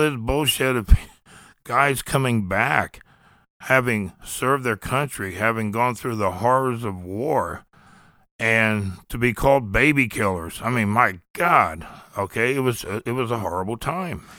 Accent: Columbus, Ohio, United States; moved away as an adult; also born or lived in the South; We grew up in the Linden area. It's, uh, it was a poor area of Columbus

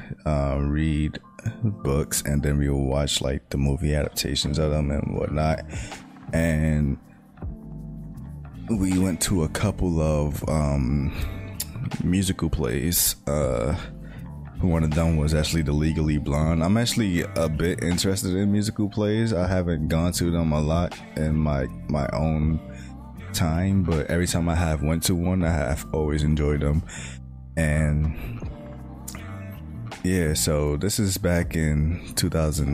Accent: New York City, New York, United States; first language English; My father's Puerto Rican, my mother's Trinidadian, but me being me, I grew up in Brooklyn

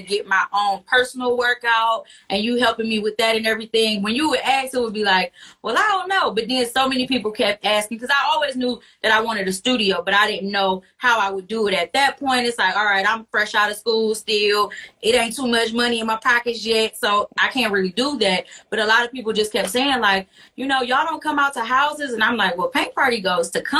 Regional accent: Detroit, Michigan, United States; born and raised in Detroit

